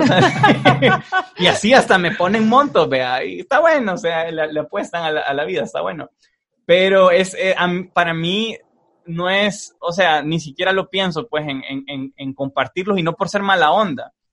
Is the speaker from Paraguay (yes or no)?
no; El Salvador